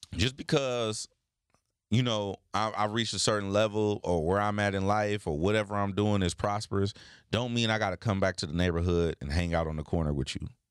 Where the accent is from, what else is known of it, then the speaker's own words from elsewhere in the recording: United States; as a black man growing up in America